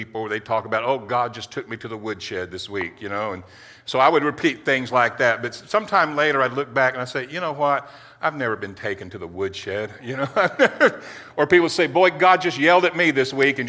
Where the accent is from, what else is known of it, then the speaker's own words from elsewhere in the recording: Titusville, Florida, United States; I grew up over in Titusville, Florida. And back in the 60s, my dad, you know, worked on the Apollo program over there.